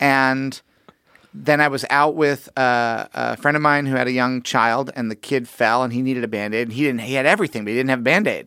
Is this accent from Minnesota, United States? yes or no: no; Missouri, United States; I'm from Missouri